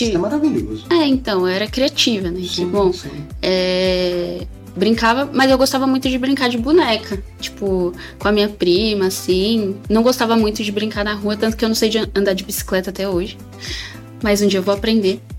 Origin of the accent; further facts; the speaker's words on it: São Paulo, Brazil; eu tenho 19 anos, é, nasci lá em 2004, é, sou de Pirituba.